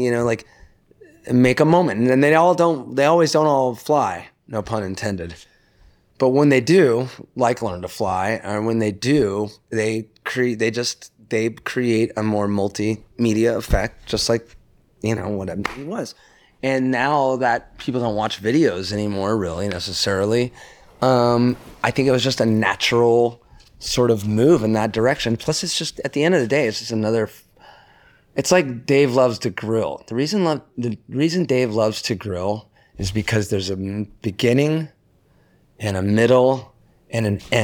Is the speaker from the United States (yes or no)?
yes; Laguna Beach, California, United States; I grew up in Laguna Beach where everyone was listening to reggae